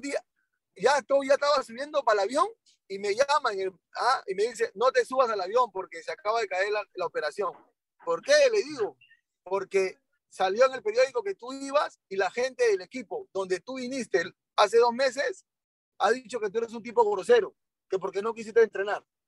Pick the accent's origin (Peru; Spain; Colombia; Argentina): Colombia; moved away; yo estaba en Colombia porque nosotros nos criamos en Colombia.